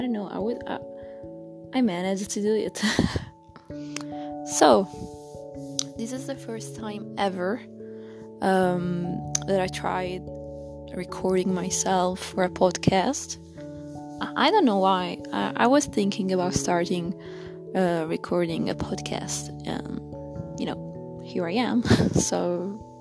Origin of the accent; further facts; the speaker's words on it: Italy; I'm from Italy